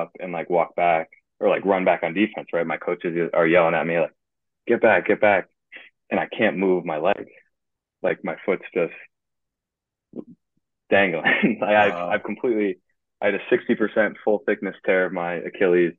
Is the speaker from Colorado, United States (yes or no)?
no; Guilderland, New York, United States; I'm from Guilderland, New York